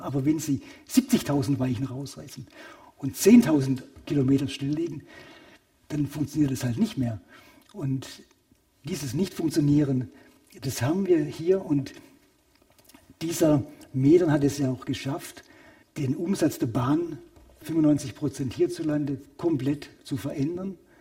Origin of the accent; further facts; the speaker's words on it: Königsbronn, Baden-Württemberg, Germany; moved away; von meinem Heimatort Königsbronn nach Hamburg